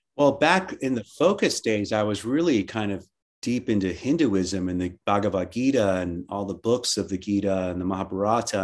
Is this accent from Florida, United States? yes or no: yes; Miami, Florida, United States; I grew up in in Miami and uh, in Miami, Florida, and we were always on the water